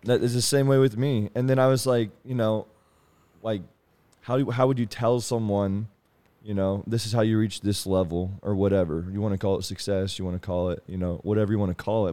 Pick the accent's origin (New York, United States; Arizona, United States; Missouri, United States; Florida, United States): Missouri, United States; Kansas City; I'm from Kansas City